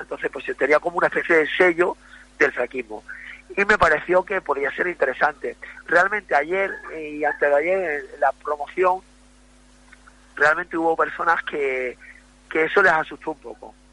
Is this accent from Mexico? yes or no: no; Ceuta, Spain; moved away; por fin volveré a mi tierra